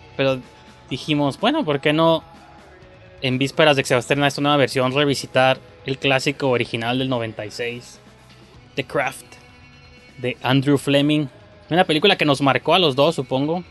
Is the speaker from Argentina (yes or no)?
no; Mexico; como mexicano